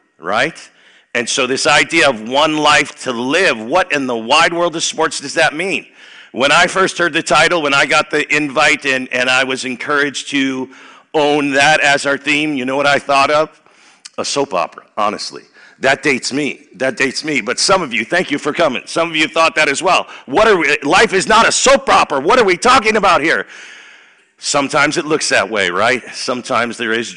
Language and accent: English; Chicago, Illinois, United States; now in Dubuque, United States; I grew up in Chicago, 60148